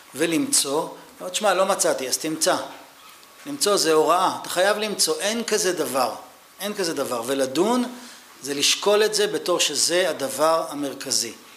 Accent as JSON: {"language": "Hebrew", "country": "Israel", "said": "אני ישראלי"}